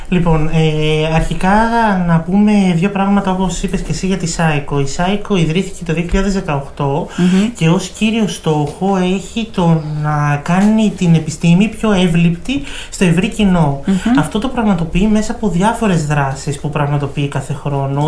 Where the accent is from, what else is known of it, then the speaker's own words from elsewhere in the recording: Ioannina, Epirus, Greece; Εμένα η καταγωγή μου είναι από τα Γιάννενα